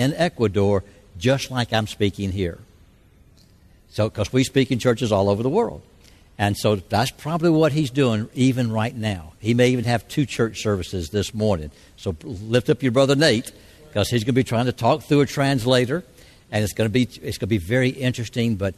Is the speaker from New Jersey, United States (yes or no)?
no; Georgia, United States; now in Asheville, United States; I'm originally from Georgia. I live in Asheville now